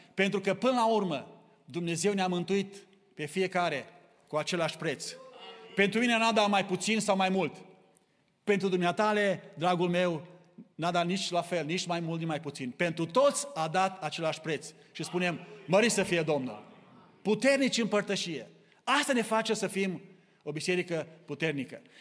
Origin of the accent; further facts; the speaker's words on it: Romania; now in Kitchener, Canada; Noi suntem aici din România, din mai multe locuri